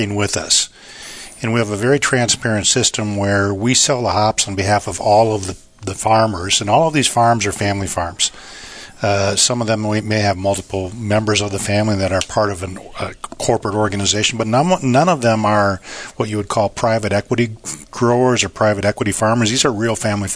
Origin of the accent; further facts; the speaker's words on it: Minnesota, United States; moved away as an adult; also born or lived in Singapore / China; now in Yakima, United States; I grew up on a farm in Minnesota